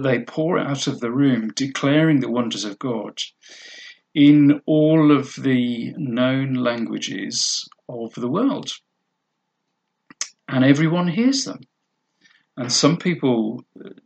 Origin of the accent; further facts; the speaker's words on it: United Kingdom; we're British